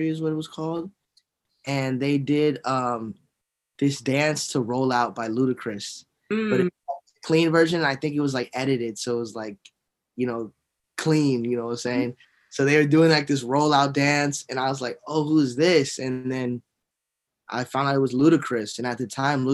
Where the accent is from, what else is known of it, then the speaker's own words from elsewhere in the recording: Miami, Florida, United States; I was born and raised in Dade County, Miami, Florida